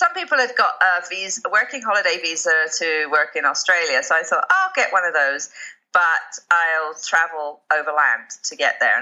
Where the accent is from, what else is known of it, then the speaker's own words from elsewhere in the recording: England, United Kingdom; moved away as an adult; now in Bali, Indonesia; But I grew up in England, but I never really felt like I belonged in England